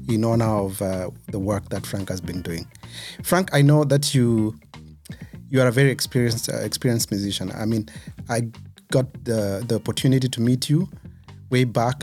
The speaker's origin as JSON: {"language": "English", "country": "Kenya", "tie": "born or raised there", "moved": "yes", "lives_now": "Germany", "said": "which is not so far from where I was born"}